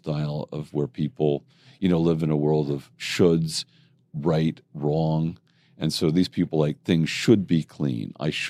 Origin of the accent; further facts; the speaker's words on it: Jersey Shore, New Jersey, United States; now in New York City, United States; I grew up in Jersey Shore.